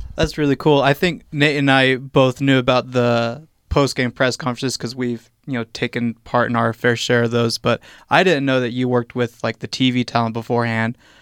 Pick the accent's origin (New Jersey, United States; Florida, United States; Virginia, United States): Virginia, United States; moved away; I grew up on the East Coast as well in Virginia